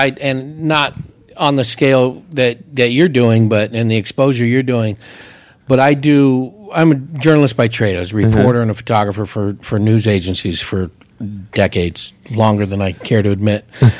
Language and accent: English; San Francisco Bay Area, California, United States; moved away as an adult; also born or lived in Hayward, California; now in Prescott, United States; And I'm originally from the San Francisco Bay Area of a small town of 150,000.